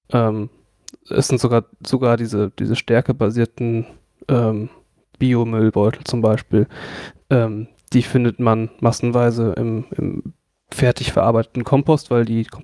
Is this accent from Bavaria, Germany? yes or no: yes; Franconia, Bavaria, Germany; moved away; ich komme halt aus, aus Franken